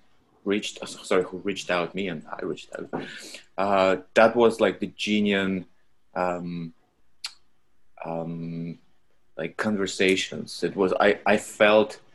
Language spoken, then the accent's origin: English; Russia; moved away; originally I'm from Russia